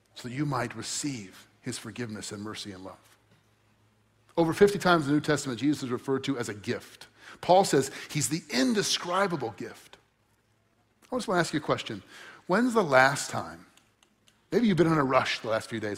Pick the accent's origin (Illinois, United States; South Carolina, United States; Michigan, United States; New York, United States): Illinois, United States; Crystal Lake; I grew up in Crystal Lake, just north of here